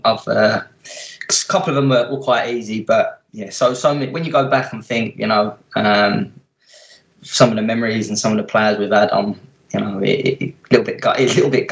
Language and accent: English; London, United Kingdom; also born or lived in Bethnal Green; I was brought up in Plaistow, which is right next to Upton Park